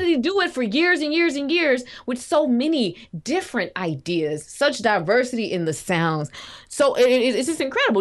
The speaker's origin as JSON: {"language": "English", "town": "Little Rock", "region": "Arkansas", "country": "United States", "said": "I'm from Little Rock"}